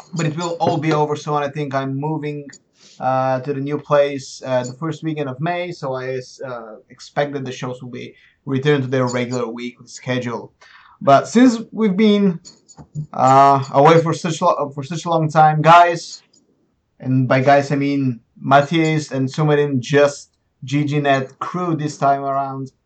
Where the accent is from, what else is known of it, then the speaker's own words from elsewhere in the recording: Plovdiv, Plovdiv Province, Bulgaria; moved away as an adult; also born or lived in Sofia; I've been jumping between Plovdiv, my hometown, and Sofia